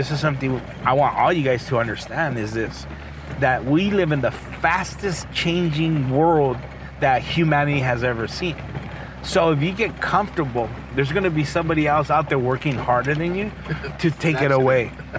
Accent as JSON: {"language": "English", "town": "Rialto", "region": "California", "country": "United States", "tie": "born or raised there", "said": "I'm just a normal kid that grew up in the city of Rialto"}